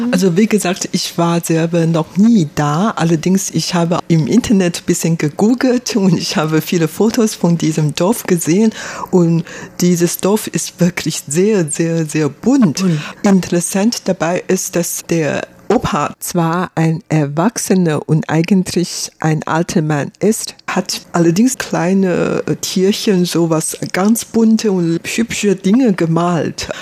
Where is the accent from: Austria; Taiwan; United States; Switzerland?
Taiwan; Ich bin hier in Taiwan geboren, aufgewachsen